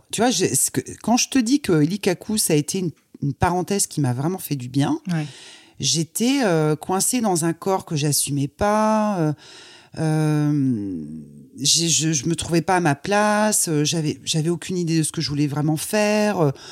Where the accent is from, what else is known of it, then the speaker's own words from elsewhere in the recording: Croix, Hauts-de-France, France; Je suis née dans le Nord, à Croix. donc c'est pas très loin de Lille.